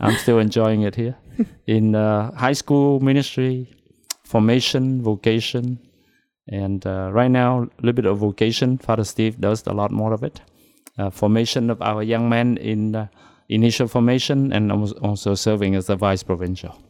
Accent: Da Lat, Lâm Đồng, Vietnam; moved away as an adult; My hometown is Dalat, Vietnam.

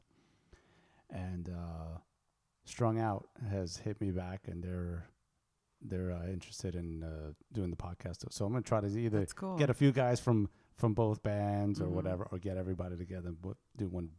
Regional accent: New York, United States; accent: New York; moved away as an adult; now in California, United States; you can take the boy out of the projects, but you can't take the projects out of the boy. And all the New Yorkness, but I still get shit about my accent

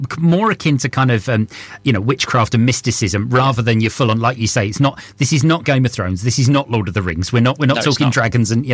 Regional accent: Essex, East of England, United Kingdom; I'm from Essex

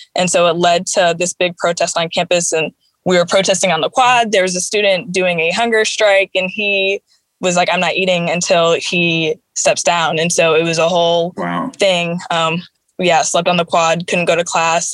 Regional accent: Chicago, Illinois, United States; moved away; also born or lived in Boston / Missouri; I was born in Boston actually, but I only lived there for a couple years when I was small, and then I moved to Chicago, and so I was raised there.

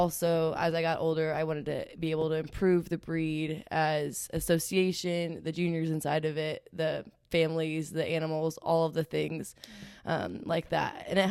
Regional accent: Illinois, United States; I'm from Illinois. Yay, Illinois.

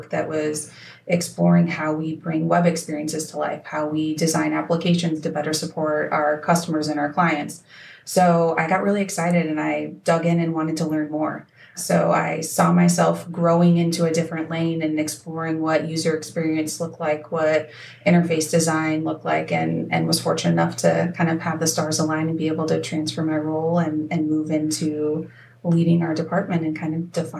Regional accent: Peoria, Illinois, United States; moved away; also born or lived in Pacific Northwest; I was born in the Pacific Northwest and then landed in Peoria, Illinois when I was in middle school.

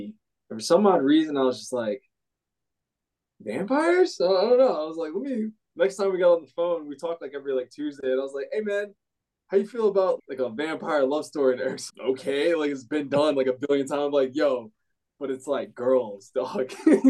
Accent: Virginia, United States; moved away as an adult; also born or lived in Philadelphia, Pennsylvania; now in Chicago, United States; I'm originally from Virginia, but I lived in Philly for the past like 8 years, and now I'm out in Chicago.

